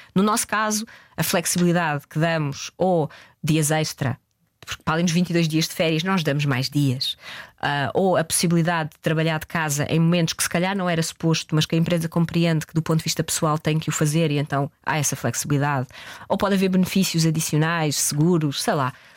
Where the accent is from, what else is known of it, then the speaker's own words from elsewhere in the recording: Portugal; nós somos portugueses